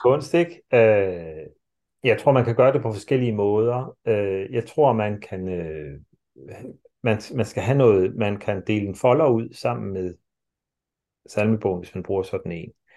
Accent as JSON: {"language": "Danish", "country": "Denmark", "said": "sådan som vi er som mennesker i dag, som danskere i dag"}